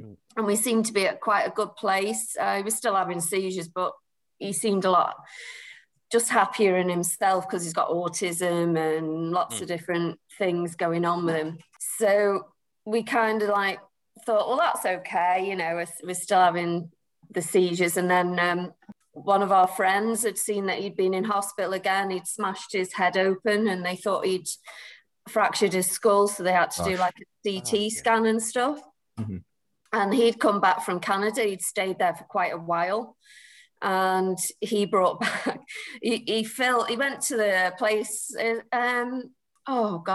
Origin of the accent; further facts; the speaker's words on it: Preston, North West England, United Kingdom; I'm from Preston.